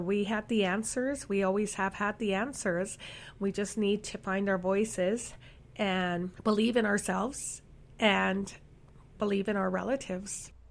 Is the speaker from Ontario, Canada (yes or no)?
no; Saskatchewan, Canada; now in Winnipeg, Canada; I'm from Saskatchewan.